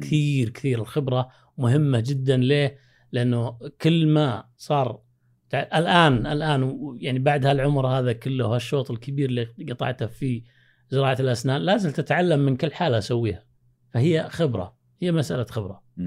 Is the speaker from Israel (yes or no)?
no; Saudi Arabia; also born or lived in Pakistan; حنا ابناء البلد